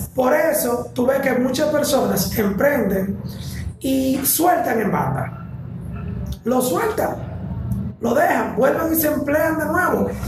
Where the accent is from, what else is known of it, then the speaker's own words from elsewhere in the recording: Santiago de los Caballeros, Santiago, Dominican Republic; yo soy de Santiago de los Caballeros